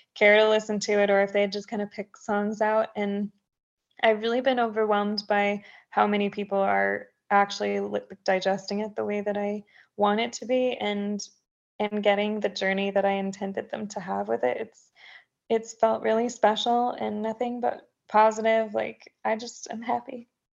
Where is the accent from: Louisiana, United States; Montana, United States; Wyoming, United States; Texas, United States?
Texas, United States; now in Tennessee, United States; I'm a Texan through and through